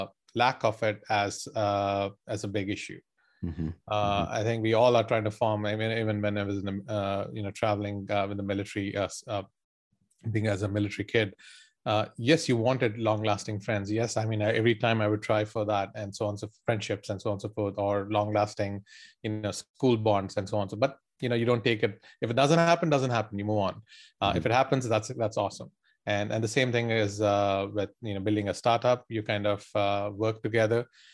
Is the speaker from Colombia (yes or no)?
no; India; All your young life, so that was what I would say was a youngster growing up in India.